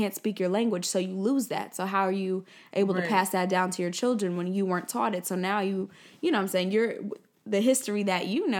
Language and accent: English; Nigeria; Like, yeah, I'm Nigerian and I'm proud about